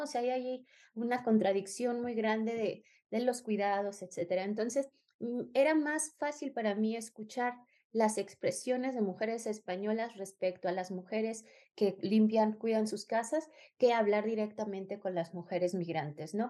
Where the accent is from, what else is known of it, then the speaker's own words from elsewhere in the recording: Mexico; moved away; also born or lived in Spain; soy mexicana